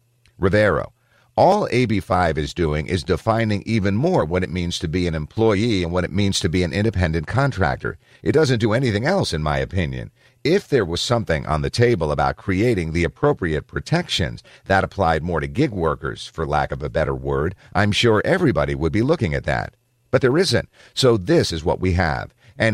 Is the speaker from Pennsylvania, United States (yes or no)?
no; San Jose, California, United States; also born or lived in Hollister; half of my life I grew up in San Jose, and then the other half I grew up in a small town called Hollister, an hour south of here.